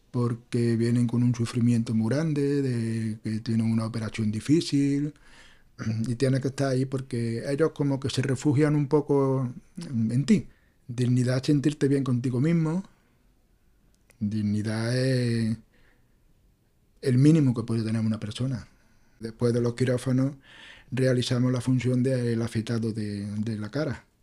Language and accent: Spanish; Córdoba, Andalusia, Spain; Yo soy de Córdoba.